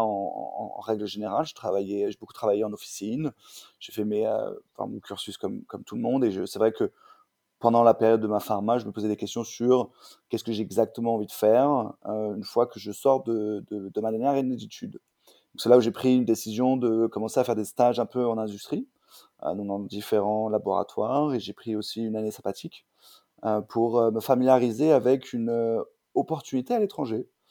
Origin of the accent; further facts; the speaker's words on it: Paris, Île-de-France, France; also born or lived in Orléans; je viens de Paris. Euh, je suis né à Orléans, mais j'ai bougé à Paris, à l'âge